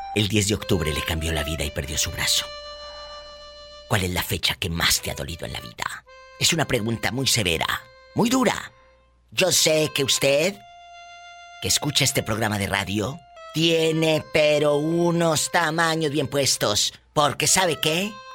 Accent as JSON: {"language": "Spanish", "town": "Matamoros", "region": "Tamaulipas", "country": "Mexico", "also_born_or_lived": "Mexico City", "moved": "as an adult", "said": "Matamoros, Tamaulipas, mi tierra"}